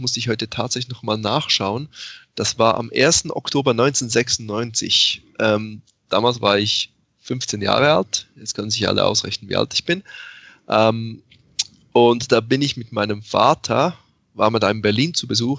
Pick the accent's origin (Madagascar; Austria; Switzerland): Switzerland; ich tatsächlich in der Schweiz aufgewachsen bin